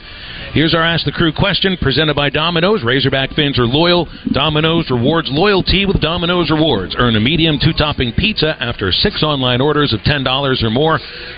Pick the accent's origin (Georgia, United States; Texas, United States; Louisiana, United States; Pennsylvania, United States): Pennsylvania, United States; Pittsburgh; moved away as an adult; now in Arkansas, United States; I'm from Pittsburgh.